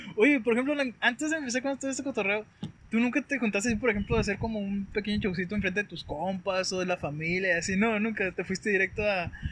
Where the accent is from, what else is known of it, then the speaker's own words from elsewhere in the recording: Guasave, Sinaloa, Mexico; also born or lived in Culiacán, Sinaloa / Sonora; yo soy de Guasave, me tocó vivir un tiempo en Culiacán